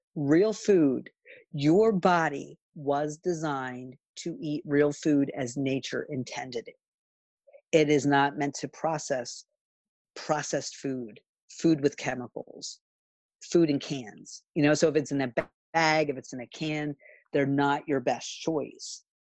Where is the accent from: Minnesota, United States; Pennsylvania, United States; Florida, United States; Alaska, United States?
Pennsylvania, United States; Philadelphia; I grew up in Philly